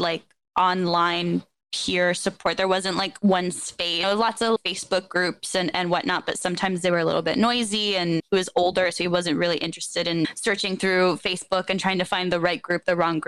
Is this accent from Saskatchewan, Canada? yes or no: no; Toronto, Ontario, Canada; I am from Toronto, Ontario, so in Canada. Grew up there, have never lived anywhere else.